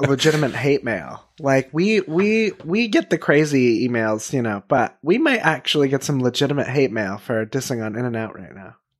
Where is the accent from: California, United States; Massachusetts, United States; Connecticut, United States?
California, United States; Northern; we are all from Northern California